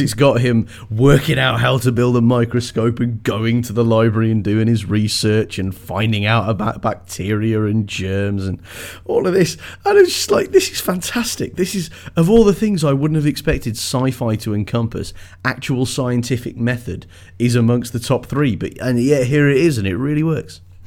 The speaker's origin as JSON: {"language": "English", "region": "England", "country": "United Kingdom", "said": "I am English"}